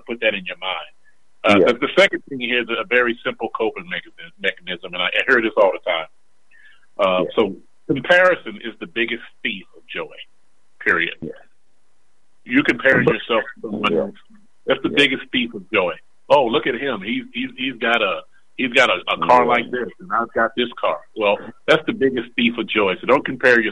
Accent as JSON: {"language": "English", "town": "Charlotte", "region": "North Carolina", "country": "United States", "tie": "born or raised there", "said": "I grew up in Boulevard Homes here in Charlotte"}